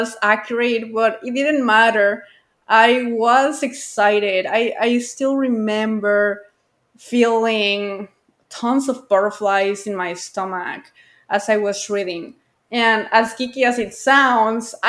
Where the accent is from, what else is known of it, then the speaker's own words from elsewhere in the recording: Guadalajara, Jalisco, Mexico; I grew up near the International Airport of Guadalajara